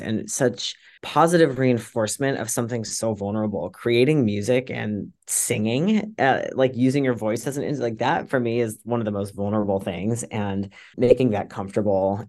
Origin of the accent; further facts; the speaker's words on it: Virginia, United States; now in Poughkeepsie, United States; when I was growing up in Virginia